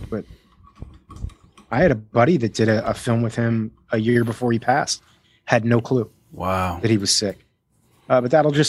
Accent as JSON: {"language": "English", "town": "Miami", "region": "Florida", "country": "United States", "said": "Uh, I'm from Miami originally."}